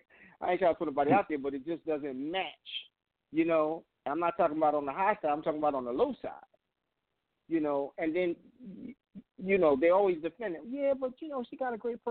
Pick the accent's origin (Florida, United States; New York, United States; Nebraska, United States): New York, United States; now in Washington, D.C., United States; being from New York